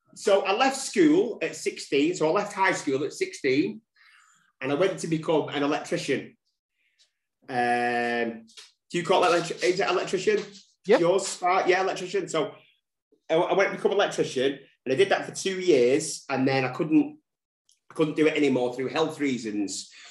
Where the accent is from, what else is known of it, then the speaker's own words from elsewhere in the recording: Manchester, North West England, United Kingdom; That's where I'm from. Um, uh, born and raised in Manchester. Never left Manchester